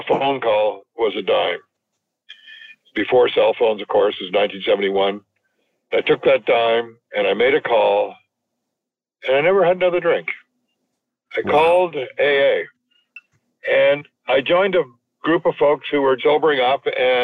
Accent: Montreal West, Quebec, Canada; moved away; also born or lived in Toronto; I grew up in Montreal West

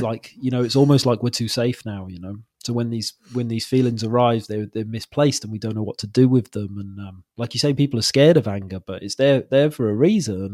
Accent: Wales, United Kingdom; moved away as an adult; now in Wirral, United Kingdom; I'm from Wales originally

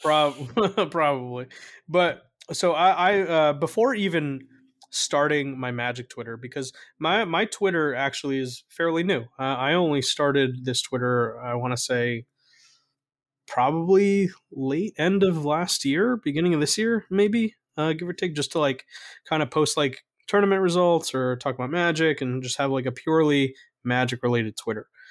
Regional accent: North New Jersey, United States; I grew up in North New Jersey

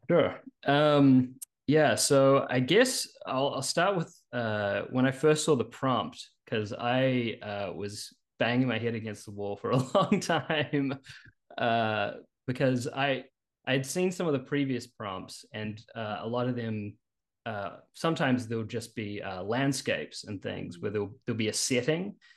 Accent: New Zealand; moved away as an adult; now in Richmond, United States; You'll notice a bit of an accent. I'm actually originally from New Zealand.

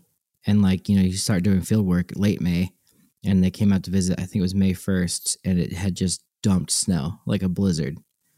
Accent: New York, United States; growing up in New York

